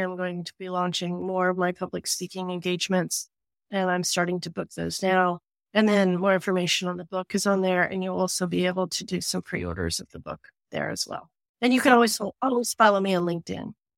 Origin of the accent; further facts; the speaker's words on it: Appalachia, United States; moved away; growing up in Appalachia